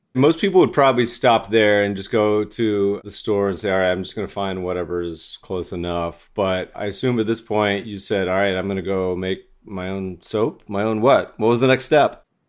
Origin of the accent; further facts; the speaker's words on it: Littleton, Colorado, United States; moved away; I'm a fellow Colorado native. I grew up partially in Littleton